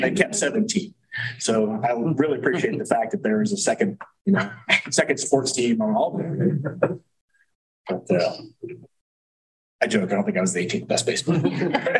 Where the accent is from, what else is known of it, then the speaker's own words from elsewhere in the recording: Lawrence, Kansas, United States; I was born in Lawrence, so I am Lawrencean, 1969, just down the street here.